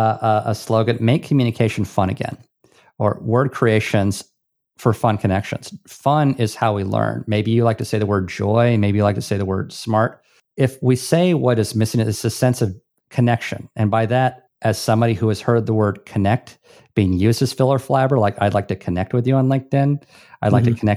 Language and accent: English; Hawaii, United States; This is what gives me, and I'm from Hawaii, mana.